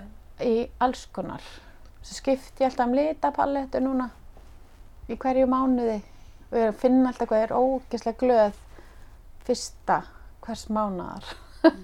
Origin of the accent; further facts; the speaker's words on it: Reykjavík, Capital Region, Iceland; Ég ólstu upp í hérna bregðaldi, mm. í efra bregðaldi